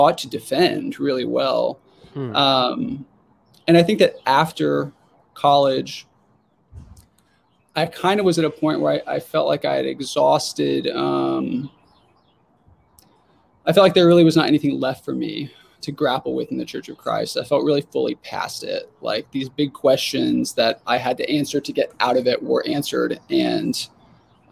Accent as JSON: {"language": "English", "town": "Jonesboro", "region": "Arkansas", "country": "United States", "tie": "born or raised there", "said": "In Jonesboro, Arkansas, which is where I grew up"}